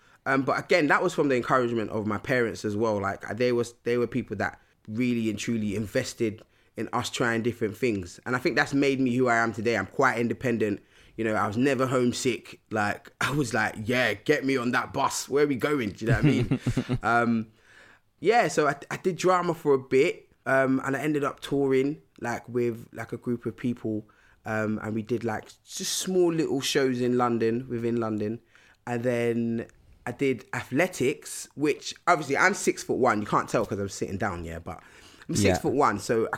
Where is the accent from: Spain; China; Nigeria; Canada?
Nigeria; like they really wanted us to learn about like our motherland, like, you know, so I'm from Nigeria.